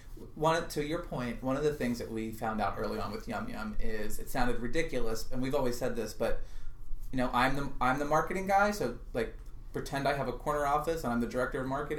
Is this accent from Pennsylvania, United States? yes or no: yes; Philadelphia, Pennsylvania, United States; also born or lived in San Francisco; now in Orlando, United States; Which is where I'm from.